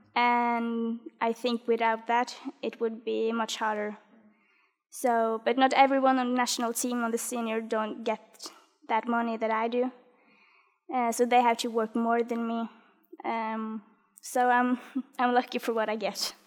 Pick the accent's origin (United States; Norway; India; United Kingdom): Norway